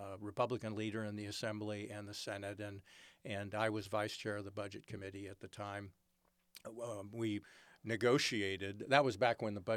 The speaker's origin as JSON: {"language": "English", "town": "San Francisco", "region": "California", "country": "United States", "tie": "born or raised there", "said": "I was born in San Francisco."}